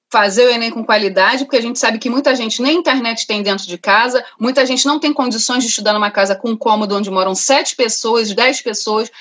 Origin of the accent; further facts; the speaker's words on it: Rio de Janeiro, Brazil; also born or lived in Rocinha, Rio de Janeiro; sou cria de Madureira